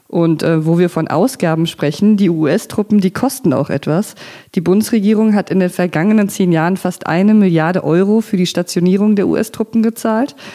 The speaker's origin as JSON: {"language": "German", "town": "Frankfurt", "region": "Hesse", "country": "Germany", "tie": "born or raised there", "said": "ich bin in Frankfurt am Main aufgewachsen und da gab es früher die sogenannte Ami-Siedlung, eine ziemlich grüne Wohnsiedlung, in der mal amerikanische Soldaten mit ihren Familien gelebt haben"}